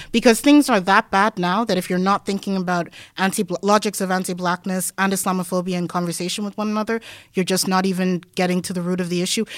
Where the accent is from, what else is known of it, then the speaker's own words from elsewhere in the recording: Denmark; moved away; growing up in Denmark